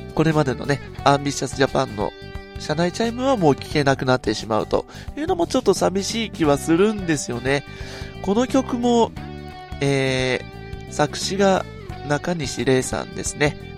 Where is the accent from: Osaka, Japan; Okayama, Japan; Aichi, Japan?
Aichi, Japan; Nagoya; 私の地元名古屋